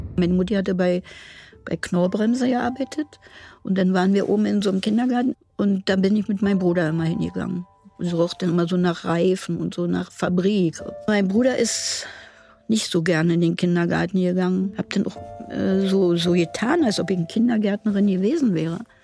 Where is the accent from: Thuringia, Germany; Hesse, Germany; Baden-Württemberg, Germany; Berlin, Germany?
Berlin, Germany; ich komme aus Berlin